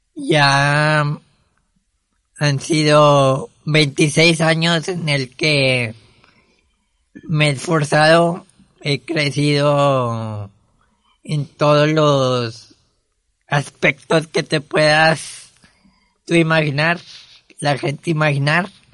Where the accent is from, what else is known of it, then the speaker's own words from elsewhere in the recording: Monterrey, Nuevo León, Mexico; nací aquí en Monterrey un 22 de marzo del 97